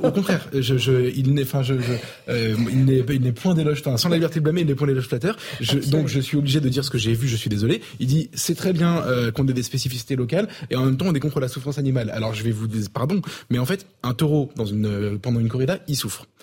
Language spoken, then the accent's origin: French; Avignon, Provence-Alpes-Côte d'Azur, France; Je viens d'Avignon, donc c'est pas, pas très loin